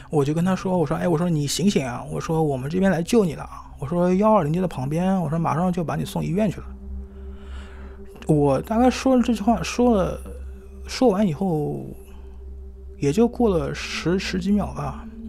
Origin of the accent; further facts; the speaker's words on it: Shanghai, China; 今年三十二岁，我是在上海出生长大的